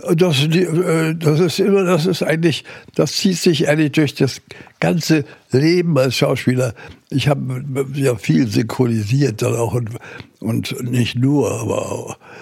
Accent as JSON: {"language": "German", "region": "Berlin", "country": "Germany", "tie": "born or raised there", "moved": "yes", "lives_now": "Gifhorn, Germany", "said": "ich bin ja ein Berliner Junge und äh, bin auch in Berlin aufgewachsen."}